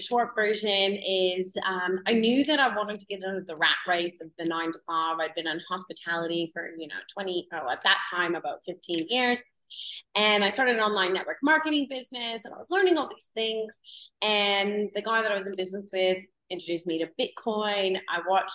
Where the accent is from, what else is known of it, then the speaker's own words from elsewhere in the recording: Canada; moved away; I'm originally from Canada, if anyone can hear my accent